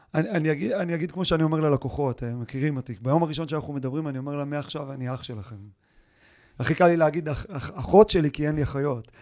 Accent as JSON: {"language": "Hebrew", "country": "Israel", "said": "אני באמת בא מקיבוץ"}